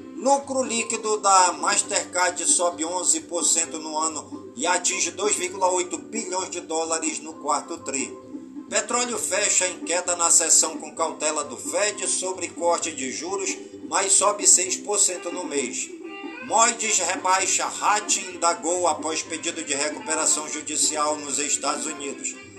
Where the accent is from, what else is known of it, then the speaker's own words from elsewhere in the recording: Careiro da Várzea, Amazonas, Brazil; por todas as comunidades do Careiro da Vaz e a minha cidade natal.